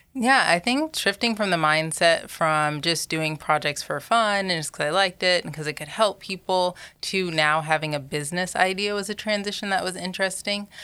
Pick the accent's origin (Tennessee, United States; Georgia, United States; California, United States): Georgia, United States; also born or lived in New York; I was raised predominantly in Georgia, I'd say, so from the South